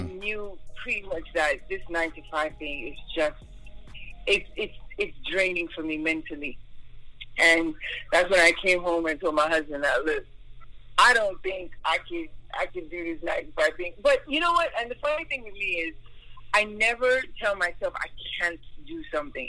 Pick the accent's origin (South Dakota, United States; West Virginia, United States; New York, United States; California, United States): New York, United States; moved away as an adult; now in Duluth, Georgia, United States; I was born in New York, so most of my years were in New York, back in Staten Island.